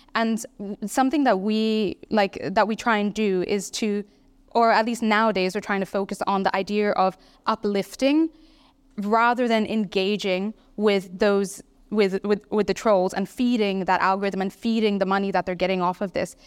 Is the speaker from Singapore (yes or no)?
yes; Singapore; I'm from Singapore